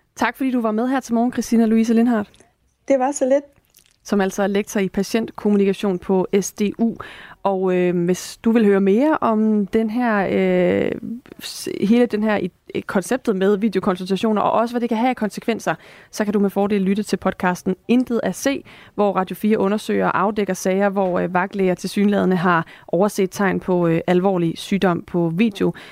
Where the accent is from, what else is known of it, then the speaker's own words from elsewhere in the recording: Esbjerg, Southern Denmark, Denmark; moved away; Det er jo min fødeby